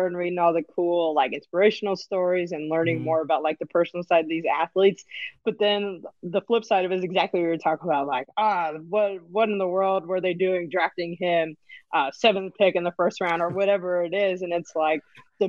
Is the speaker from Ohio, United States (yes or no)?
no; California, United States; as a California person.